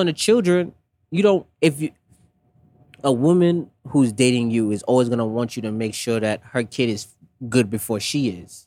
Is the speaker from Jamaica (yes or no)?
yes; Jamaica; growing up West Indian, I'm Jamaican